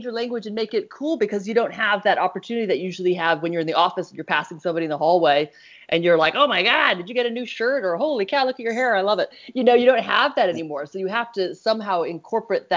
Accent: East Coast, United States; now in California, United States; Bailey and I are both from the East Coast

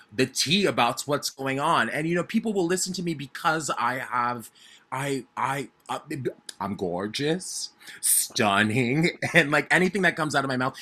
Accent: Arizona, United States; moved away as an adult; also born or lived in New York; I was born and raised in Arizona, and I grew up as a little kid who loved theater a lot

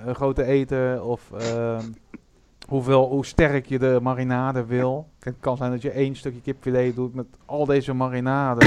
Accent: Breda, North Brabant, Netherlands; ik kom uit Breda

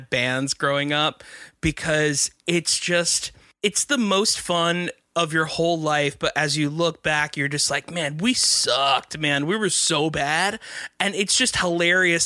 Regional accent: South Florida, United States; I'm from South Florida

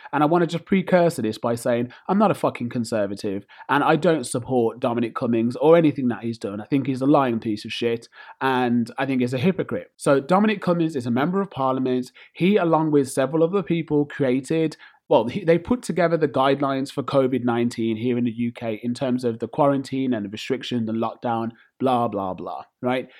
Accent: United Kingdom; I'm British born and bred

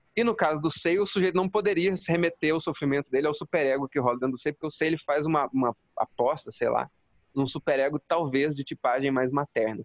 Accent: Jaci, São Paulo, Brazil; eu sou aqui de Jaci, minha cidade

